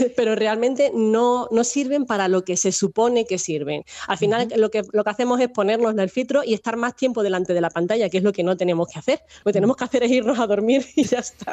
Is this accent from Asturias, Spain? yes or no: no; Minas de Riotinto, Andalusia, Spain; now in Salamanca, Spain; vivo en Salamanca, pero yo soy andaluza, que ya lo has dicho que soy de Huelva, de Minas de Río Tinto